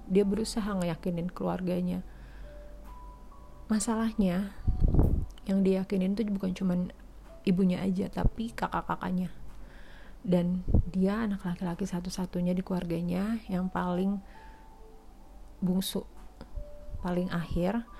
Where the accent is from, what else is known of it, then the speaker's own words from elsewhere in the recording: West Sumatra, Indonesia; karena suku dia Jawa gue Padang eh sorry dia Jawa gue Minang